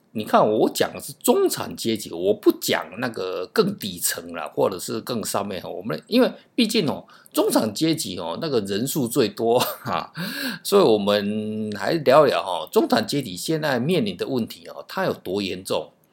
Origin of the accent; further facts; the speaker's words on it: Taiwan; 因为我们台湾人哦，是受 基本上是美式教育了哈